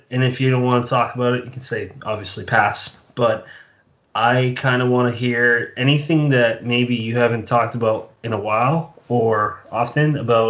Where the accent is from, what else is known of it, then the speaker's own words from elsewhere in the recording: Bridgewater, Massachusetts, United States; now in South Jersey, United States; Bridgewater is my hometown. I live in South Jersey now, but Bridgewater is my hometown.